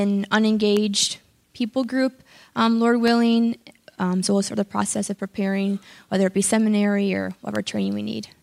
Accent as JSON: {"language": "English", "town": "Chicago", "region": "Illinois", "country": "United States", "said": "I'm from the Chicago area."}